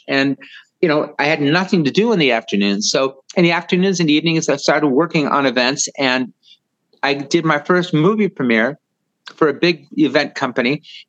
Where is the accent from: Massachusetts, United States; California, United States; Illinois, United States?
California, United States; Los Angeles; I was born in Hollywood at the old Cedars of Lebanon Hospital.